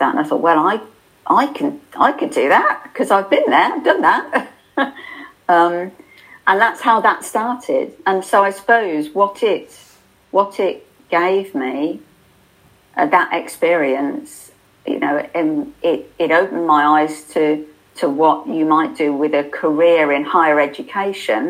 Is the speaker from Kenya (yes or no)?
no; United Kingdom; we're polite and we're British